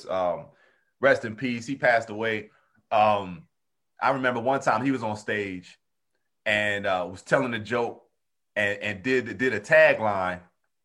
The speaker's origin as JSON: {"language": "English", "region": "New Jersey", "country": "United States", "moved": "yes", "said": "I'm from the Northeast originally. I'm from Jersey originally, but I started comedy in the South"}